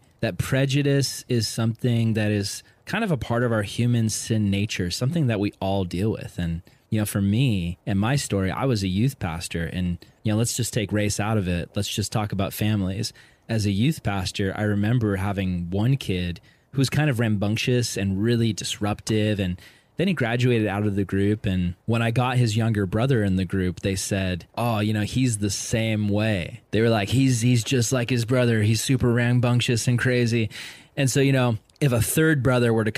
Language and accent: English; Vista, California, United States; I grew up in Vista, California, which is predominantly white and Hispanic